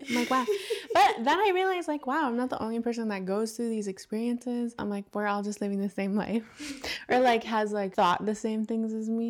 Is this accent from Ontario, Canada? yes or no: yes; Thunder Bay, Ontario, Canada; I'm from Thunder Bay, Ontario. My res is Kuchiching. Those are my like homelands.